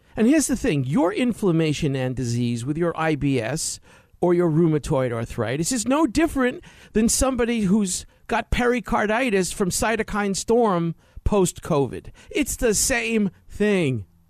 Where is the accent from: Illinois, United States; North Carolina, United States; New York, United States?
New York, United States; I grew up in New York in, in the sixties, seventies, and eighties